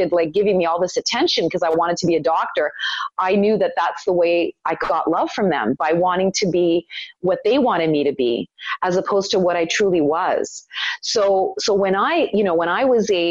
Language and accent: English; Toronto, Ontario, Canada; born or raised there; also born or lived in Italy